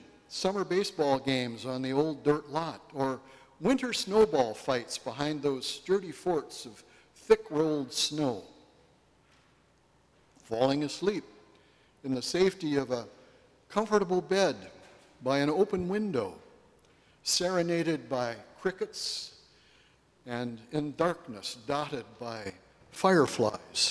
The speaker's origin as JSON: {"language": "English", "region": "northwestern Illinois", "country": "United States", "tie": "born or raised there", "said": "my very small hometown upbringing in northwestern Illinois"}